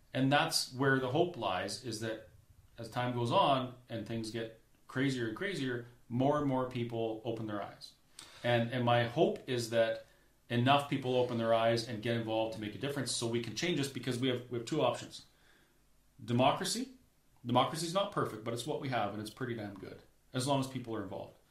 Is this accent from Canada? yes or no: yes; Alberta, Canada; as a Canadian